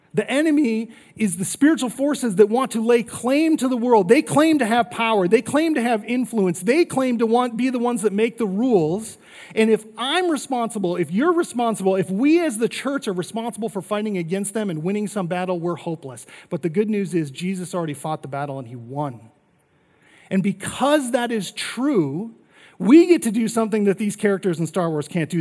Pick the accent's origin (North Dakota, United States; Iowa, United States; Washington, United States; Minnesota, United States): North Dakota, United States; now in Arizona, United States; I grew up in North Dakota